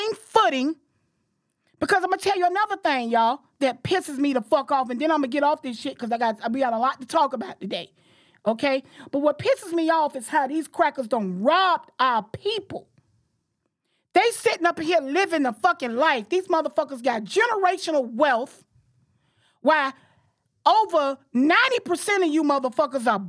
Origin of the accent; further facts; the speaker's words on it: Jacksonville, Florida, United States; I'm from Jacksonville